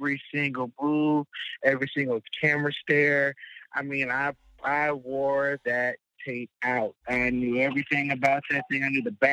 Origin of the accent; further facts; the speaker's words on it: Fayetteville, North Carolina, United States; I'm born and raised in Fayetteville, Fort Bragg, North Carolina